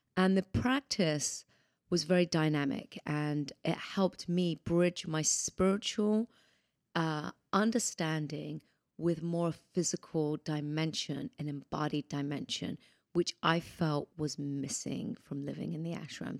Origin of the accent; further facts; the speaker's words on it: United Kingdom; moved away as an adult; now in United States; I'm British originally